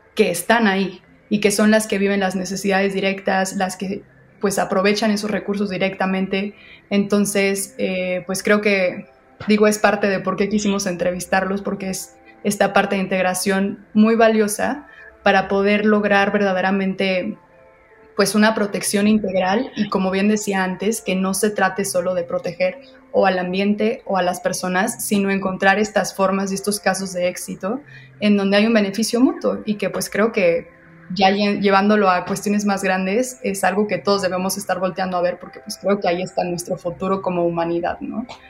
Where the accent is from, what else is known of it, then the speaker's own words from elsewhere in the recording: Mexico; tenemos una responsabilidad como mexicanos